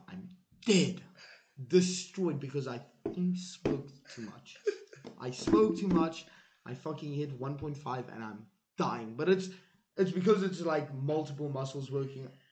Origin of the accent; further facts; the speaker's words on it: South Africa; moved away; I'm from South Africa